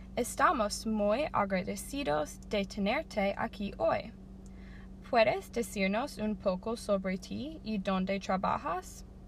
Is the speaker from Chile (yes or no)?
no; Colombia; moved away as an adult; now in Tampa, United States; Nací en Colombia y viví allí la mayor parte de mi vida